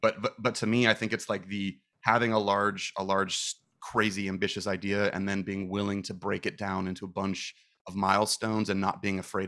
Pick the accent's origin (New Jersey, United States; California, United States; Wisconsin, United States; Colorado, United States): California, United States; Manhattan Beach; Yeah, I was born and raised in Manhattan Beach, little beach town kind of by like Hermosa.